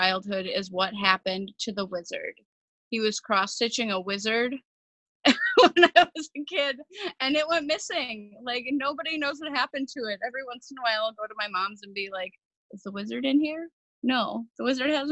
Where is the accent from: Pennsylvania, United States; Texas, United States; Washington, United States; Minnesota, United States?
Minnesota, United States; Cottage Grove; I grew up here in Minnesota, not far from St. Paul, in a suburb called Cottage Grove